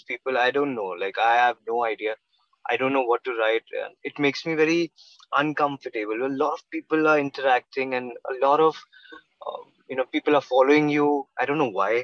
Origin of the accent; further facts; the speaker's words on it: Mumbai, Maharashtra, India; I'm born and raised in Mumbai.